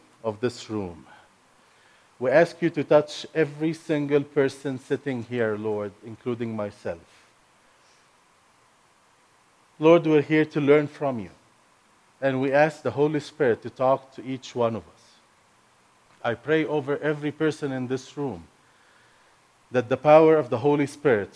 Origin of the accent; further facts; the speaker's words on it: Egypt; first language Arabic; English is a second language; now in United States; Arabic is my first language. I'm not American. I'm not raised up in the Western world. I'm Egyptian, born and raised in Egypt